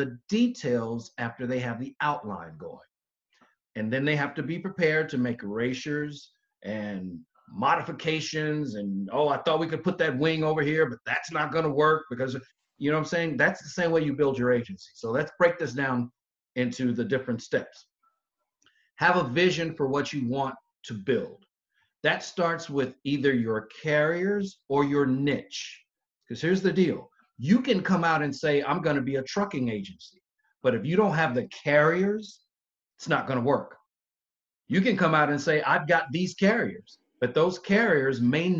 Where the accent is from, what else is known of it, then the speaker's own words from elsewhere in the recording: the South, United States; I'm from the South, so I say niche